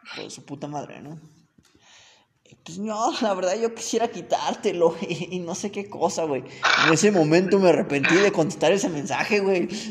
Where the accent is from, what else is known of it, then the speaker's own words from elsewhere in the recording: Cerro Azul, Veracruz, Mexico; moved away; de mi pueblo, güey, allá en Cerro Azul